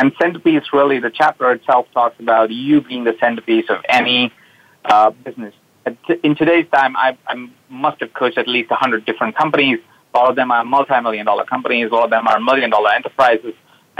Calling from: Los Angeles, California, United States; I'm calling in from Los Angeles. I live in Los Angeles now. When we met, I was traveling around the world.

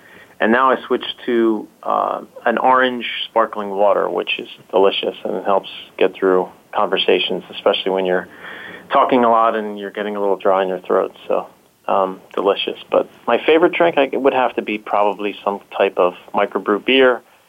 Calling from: Philadelphia, Pennsylvania, United States; I'm calling in from Philadelphia, Pennsylvania.

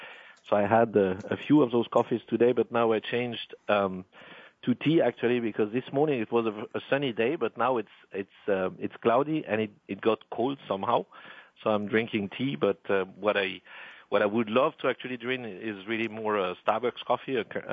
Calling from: Walldorf, Baden-Württemberg, Germany; I'm actually next to Heidelberg, where SAP sits, in Waldorf, in my office

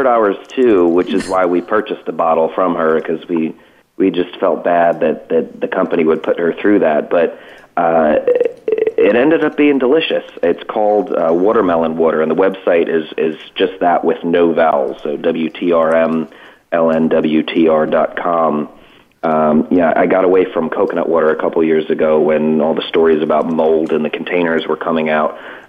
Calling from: Cranford, New Jersey, United States; So I'm calling today from Cranford, New Jersey. It's just outside of my office in Hoboken, which is just across from the river from New York, so maybe a half hour out of New York City.

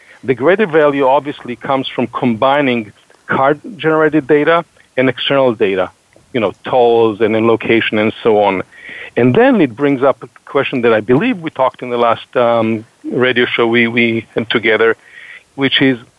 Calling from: Boston, Massachusetts, United States; Yeah, so I'm calling, like Heather, from a different part of greater Boston.

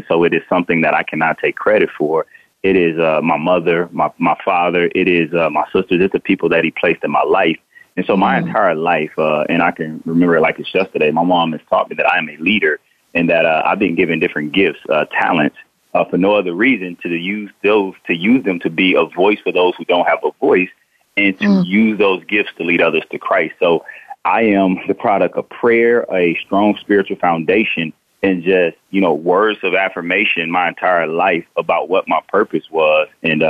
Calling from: Charleston, South Carolina, United States; Yeah, Charleston. Charleston, South Carolina.

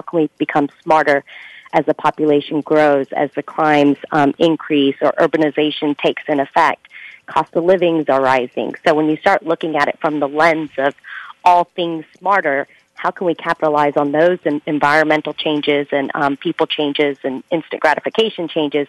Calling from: Huntsville, Alabama, United States; I am calling from Huntsville, Alabama.

